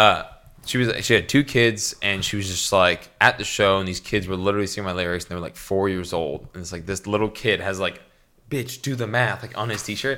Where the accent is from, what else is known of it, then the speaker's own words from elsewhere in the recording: Canada; I'm Canadian